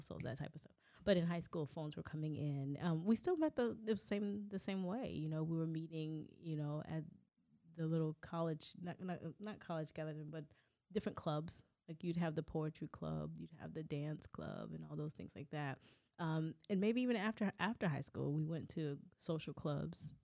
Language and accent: English; Southern California, United States; we grew up in Southern California